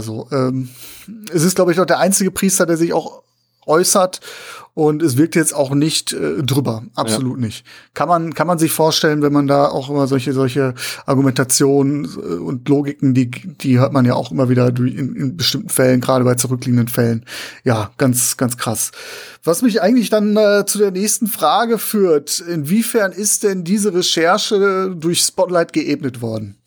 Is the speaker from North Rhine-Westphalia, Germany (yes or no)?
yes; Essen, North Rhine-Westphalia, Germany; meine Heimatstadt Essen